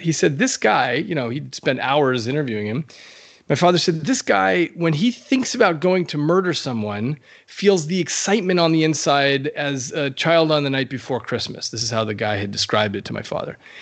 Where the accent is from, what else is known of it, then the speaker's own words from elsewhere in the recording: New Mexico, United States; in the Southwest, uh, where I grew up in New Mexico